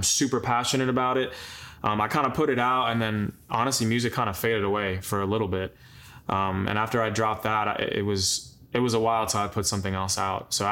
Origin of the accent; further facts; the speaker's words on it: Long Island, New York, United States; moved away; we grew up in Long Island together